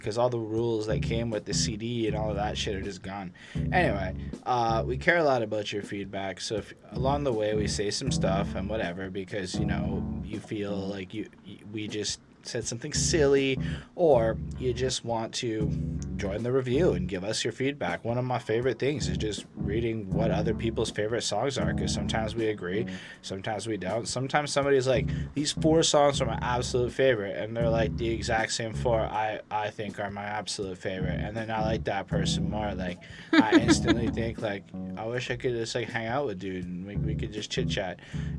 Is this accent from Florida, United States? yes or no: no; New York, United States; I love this album. I'm totally biased, though. I'm 35 from New York, so I guess you see why.